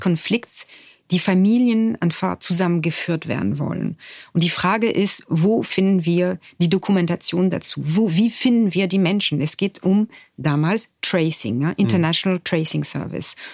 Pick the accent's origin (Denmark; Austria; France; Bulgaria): France; German is a second language; moved away as an adult; Ich bin in Frankreich geboren, ich bin Jahrgang 1970 und in einer Gesellschaft geboren